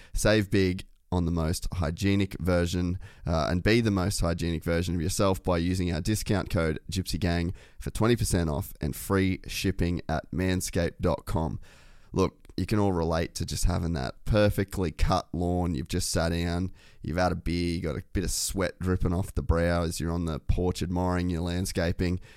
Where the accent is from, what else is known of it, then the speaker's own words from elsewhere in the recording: Cairns, Queensland, Australia; moved away as an adult; also born or lived in Huntington Beach, California, United States; now in Burleigh, Australia; I grew up in Cairns